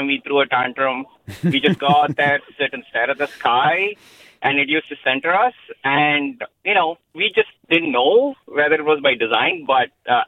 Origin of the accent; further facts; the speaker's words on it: India; now in Fremont, United States; I grew up in India and in some remote parts of my state where I grew up where, you know, it was difficult to find light if you wanted to, but we always took the night sky for granted.